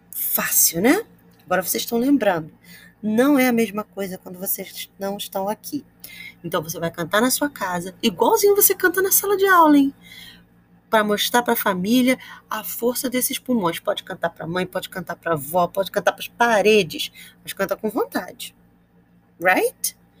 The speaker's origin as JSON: {"language": "Portuguese", "region": "Rio de Janeiro", "country": "Brazil", "said": "I'm from Campo Grande, Rio de Janeiro, and I'm a teacher at Augusto Vasconcelos School"}